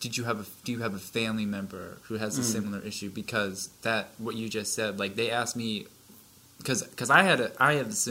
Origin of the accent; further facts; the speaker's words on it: Vermont, United States; now in Massachusetts, United States; I'm actually from Vermont